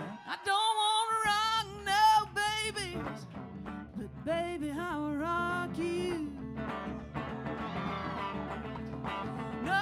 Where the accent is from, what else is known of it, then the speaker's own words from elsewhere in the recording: Texas, United States; I'm from Texas